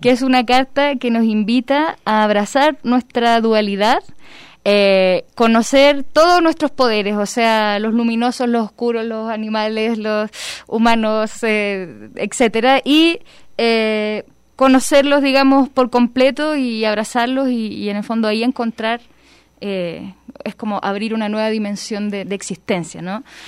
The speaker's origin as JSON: {"language": "Spanish", "country": "Chile", "moved": "yes", "lives_now": "Guadalajara, Mexico", "said": "soy chilena, llego a Guadalajara"}